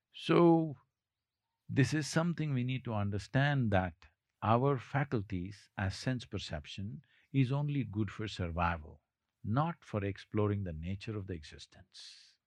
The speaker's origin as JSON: {"language": "English", "region": "South India", "country": "India"}